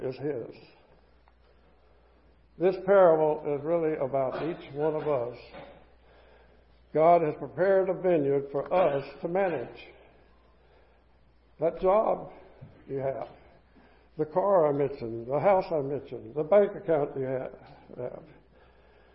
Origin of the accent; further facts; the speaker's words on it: the South, United States; Growing up in the South